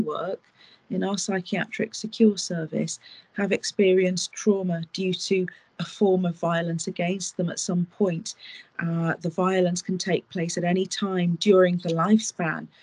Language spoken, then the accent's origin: English; United Kingdom; I am British